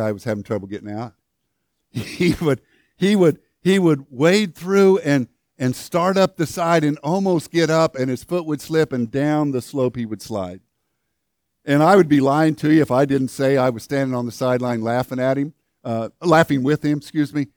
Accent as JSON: {"language": "English", "town": "Woodlawn", "region": "Illinois", "country": "United States", "tie": "born or raised there", "said": "When I was growing up in southern Illinois, I had no idea what a mountain was."}